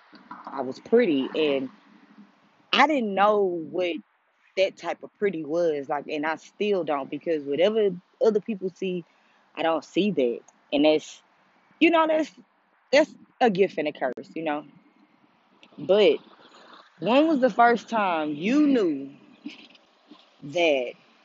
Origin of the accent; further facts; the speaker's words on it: United States; in the culture of being African American